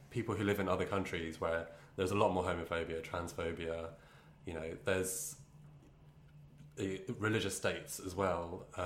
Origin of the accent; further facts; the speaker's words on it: Brighton, South East England, United Kingdom; And so, I'm from Brighton. I came from a gay mecca.